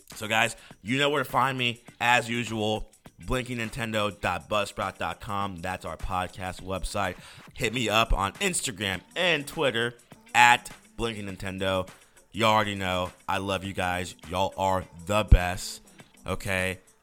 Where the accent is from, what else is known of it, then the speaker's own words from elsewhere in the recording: Tucker, Georgia, United States; my hometown of Tucker, Georgia